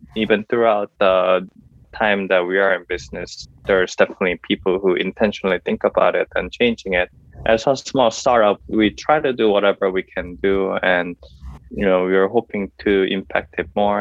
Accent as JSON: {"language": "English", "country": "South Korea", "moved": "yes", "lives_now": "San Diego, United States", "said": "I'm originally from Korea"}